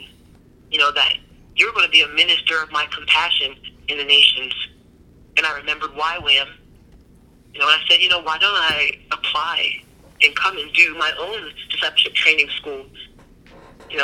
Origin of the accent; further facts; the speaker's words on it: New Jersey, United States; I grew up in New Jersey